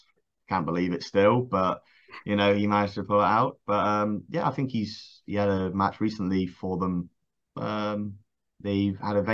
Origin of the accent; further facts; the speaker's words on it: Swanage, South West England, United Kingdom; moved away as an adult; me moving from my hometown of Swanage